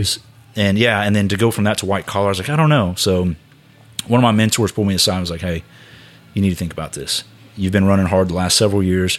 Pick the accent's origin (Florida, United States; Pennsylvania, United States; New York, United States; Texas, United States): Texas, United States; Houston; moved away as an adult; now in Tulsa, United States; I grew up in Houston.